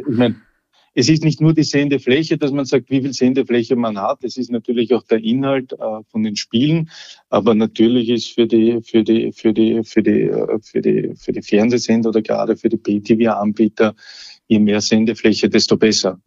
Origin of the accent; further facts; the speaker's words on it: Austria; bei uns in Österreich